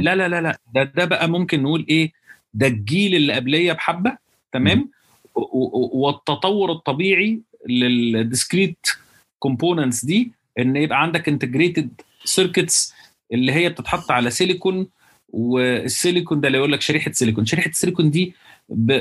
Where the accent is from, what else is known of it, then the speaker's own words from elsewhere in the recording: Alexandria, Alexandria Governorate, Egypt; moved away as an adult; also born or lived in United States; انا بقول طلعت مش طلعت لان انا اسكندراني